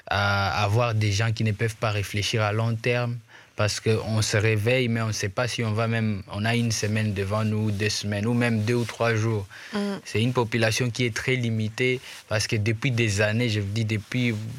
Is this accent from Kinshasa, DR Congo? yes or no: no; Goma, North Kivu, DR Congo; first language Swahili; French is a second language; je suis de Goma